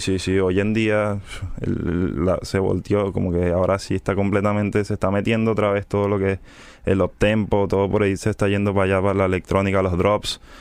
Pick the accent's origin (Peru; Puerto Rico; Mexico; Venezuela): Venezuela; Caracas, Capital District; soy de Venezuela, Caracas